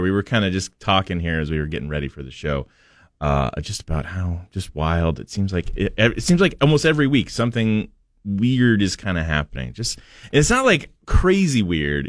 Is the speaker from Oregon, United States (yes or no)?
yes; Portland, Oregon, United States; moved away; I grew up in Portland, where half of my life was spent under clouds and and rain